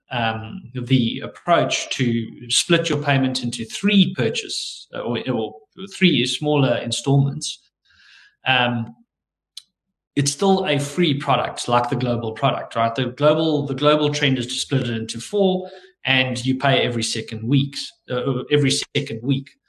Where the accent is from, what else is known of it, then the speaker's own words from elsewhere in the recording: South Africa; we're South African